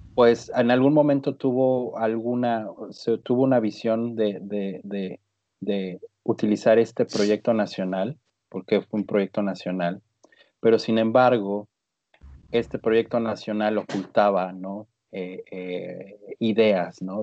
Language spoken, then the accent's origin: Spanish; Mexico; nos vemos como mexicanos